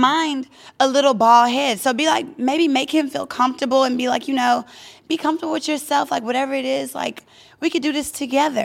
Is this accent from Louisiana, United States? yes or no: yes; Louisiana, United States; now in Los Angeles, United States; I'm from Louisiana